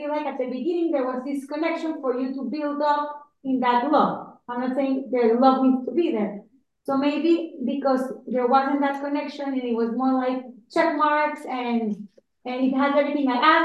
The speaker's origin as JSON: {"language": "English", "country": "Panama", "said": "I'm also from Panama"}